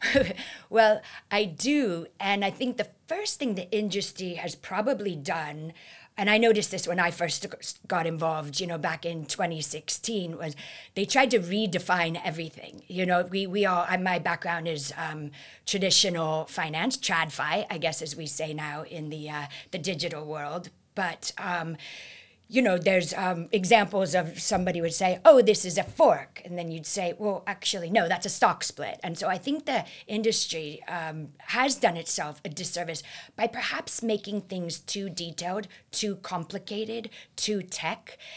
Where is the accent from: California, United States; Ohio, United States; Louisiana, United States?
California, United States; my home state of California